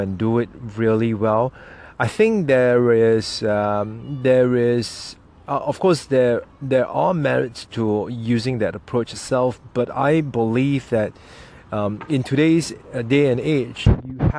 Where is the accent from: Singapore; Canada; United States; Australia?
Singapore; my country's Singapore National Day